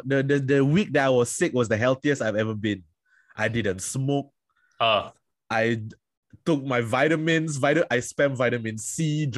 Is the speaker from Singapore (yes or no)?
yes; Singapore; I am from Singapore.